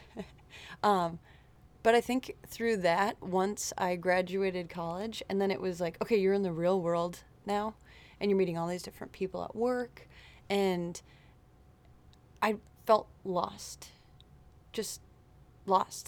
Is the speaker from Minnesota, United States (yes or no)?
yes; Wayzata, Minnesota, United States; born and raised in Wayzata, Minnesota